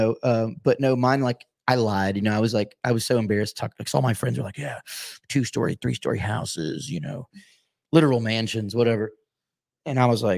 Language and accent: English; Deer Park, Texas, United States; we grew up around in Deer Park